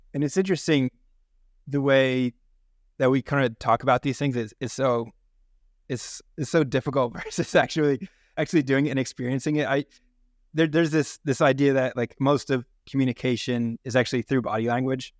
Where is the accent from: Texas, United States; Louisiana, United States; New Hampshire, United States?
New Hampshire, United States; I grew up in New Hampshire